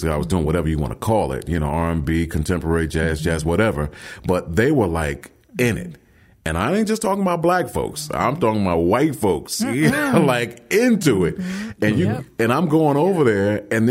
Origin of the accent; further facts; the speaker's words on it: New York City, New York, United States; grew up in Brooklyn